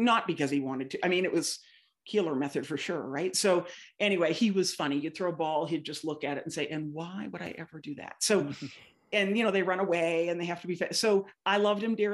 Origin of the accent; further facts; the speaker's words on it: outside of Boston, Massachusetts, United States; moved away as an adult; also born or lived in Indiana; I grew up outside of Boston